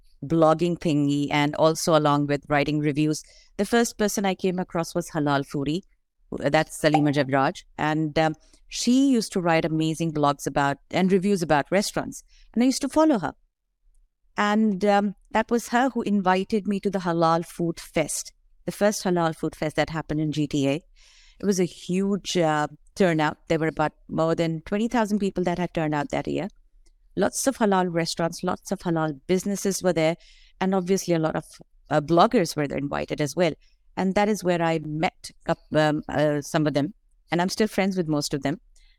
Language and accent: English; Dubai, United Arab Emirates; moved away as an adult; now in Toronto, Canada; I came from Dubai in 2006. And that is the time when I used to be looking around for a lot of halal restaurants.